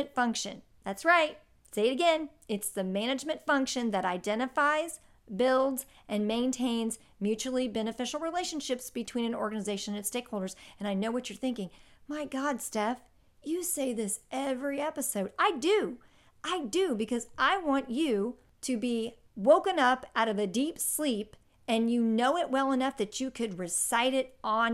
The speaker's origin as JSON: {"language": "English", "town": "Indianapolis", "region": "Indiana", "country": "United States", "tie": "born or raised there", "said": "my hometown of Indianapolis"}